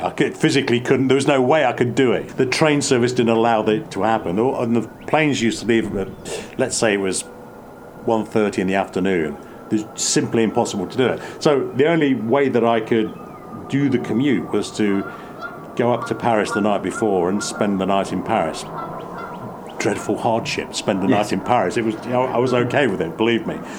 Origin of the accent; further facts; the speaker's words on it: East Midlands, United Kingdom; moved away as an adult; also born or lived in Oxford / Charente-Maritime, France; I go back to the Midlands in England, which is where I was born and raised